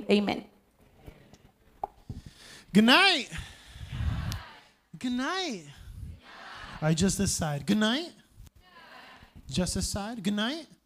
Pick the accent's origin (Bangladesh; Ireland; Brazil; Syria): Brazil; also born or lived in Grand Rapids, Michigan, United States; I'm American. So I was born and raised in Michigan, Grand Rapids, Michigan. If you don't know where that is, I don't blame you. It's not that famous. But uh, my parents are missionaries. I grew up here in Brazil